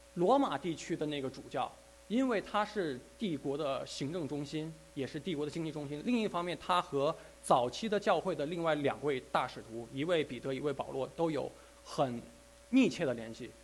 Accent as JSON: {"language": "Chinese", "country": "China", "said": "我们中国人"}